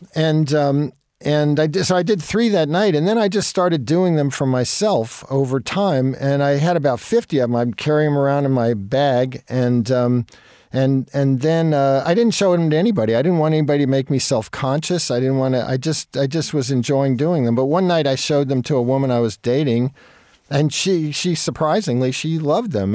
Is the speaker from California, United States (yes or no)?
no; Jersey Shore, New Jersey, United States; moved away as an adult; also born or lived in Brooklyn, New York / New York City; when I was three, we moved to the Jersey Shore